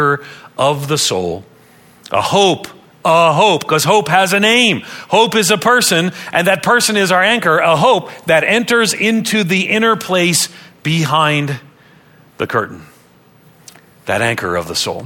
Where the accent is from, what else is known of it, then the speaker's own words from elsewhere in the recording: Long Island, New York, United States; moved away as an adult; also born or lived in Nashville, Tennessee; I grew up on Long Island outside of New York City